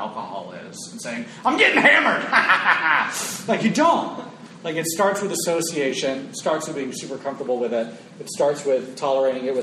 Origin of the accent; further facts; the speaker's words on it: Florida, United States; When you think of my home state of Florida, it's my people